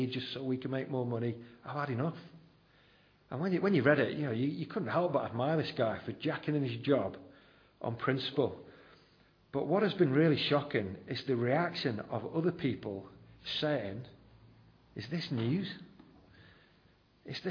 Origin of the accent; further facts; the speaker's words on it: United Kingdom; We're very reserved as British people